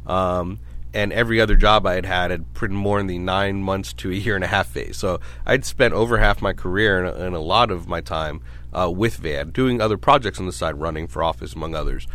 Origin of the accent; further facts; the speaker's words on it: New York City, New York, United States; also born or lived in Rochester, New York; now in San Diego, United States; I'm originally from Brooklyn